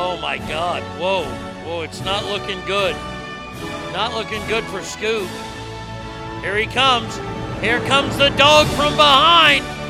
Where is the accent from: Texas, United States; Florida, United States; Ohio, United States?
Texas, United States; my home state of Texas.